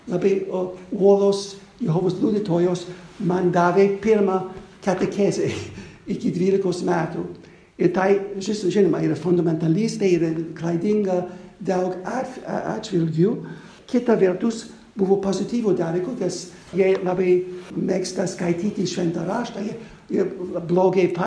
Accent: United States; moved away; Aš gimiau Amerikoje 1949 metais, aš na, man 72 metų.

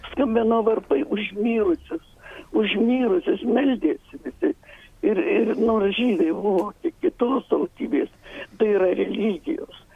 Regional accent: Lithuania; moved away; Aš esu iš Pautenas ir mano gimnačiai ten gyvena.

